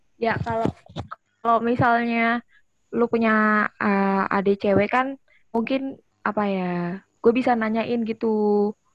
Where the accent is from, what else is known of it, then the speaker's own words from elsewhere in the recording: Jakarta, Indonesia; moved away as an adult; now in Semarang, Indonesia; Beneran dari Jakarta